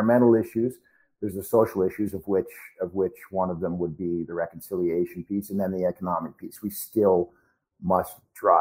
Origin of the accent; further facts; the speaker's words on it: Canada; Being a Canadian